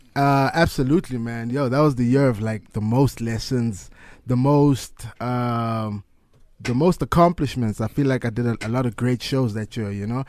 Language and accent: English; South Africa; being a South African